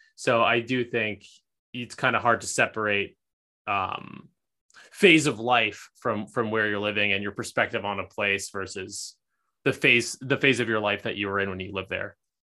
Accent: East Coast, United States; now in Los Angeles, United States; was born on the East Coast, moved to L A, um, am kind of settled down here

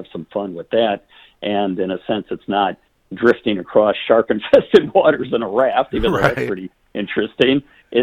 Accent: United States; I'm American

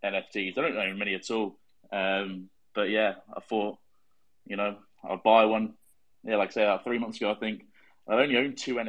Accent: England, United Kingdom; I'm from England, UK.

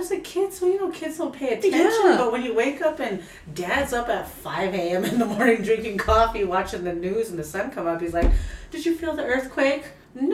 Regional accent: Crowheart, Wyoming, United States; now in Fort Washakie, United States; Growing up in Crowheart most of my life, then growing up in predominantly, you know, white societies, I never had the opportunity to grow up with my relatives or grow up with my traditions or ceremonies behind me.

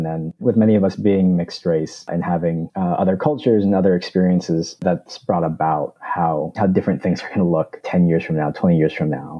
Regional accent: Arizona, United States; also born or lived in California; I was born in California and raised here in Arizona, and my desire, of course, is to go back to California.

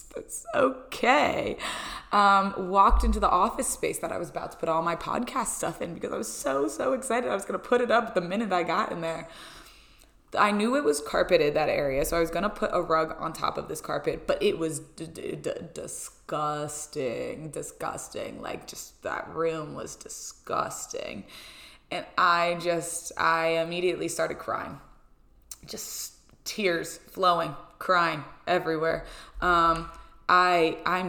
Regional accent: Pennsylvania, United States; moved away as an adult; now in Rhode Island, United States; my parents traveled home from Pennsylvania. So they traveled from my hometown to come here to Rhode Island to help me move

